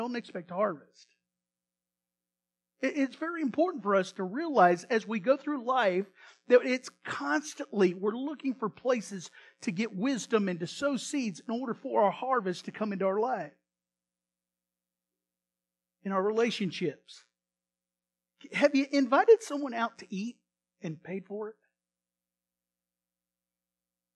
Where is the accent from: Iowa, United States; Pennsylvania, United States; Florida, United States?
Iowa, United States; now in Texas, United States; I have a lot of relatives in Illinois, and I grew up in Iowa